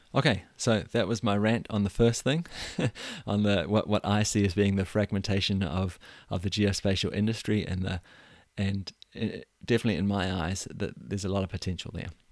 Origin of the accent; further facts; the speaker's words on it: New Zealand; moved away as an adult; now in Denmark; I was born and raised in New Zealand